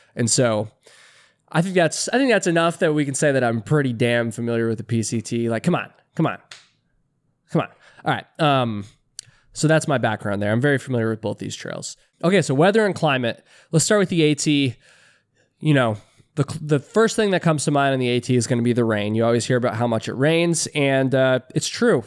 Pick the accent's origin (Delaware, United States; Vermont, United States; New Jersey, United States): Vermont, United States; I'm an East Coaster myself. I'm from Vermont.